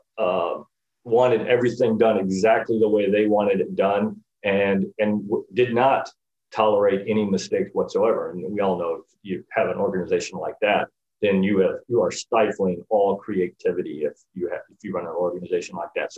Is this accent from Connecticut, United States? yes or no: no; Northern Illinois, United States; moved away as an adult; now in Florida, United States; I grew up in Northern Illinois, which is why I live in Florida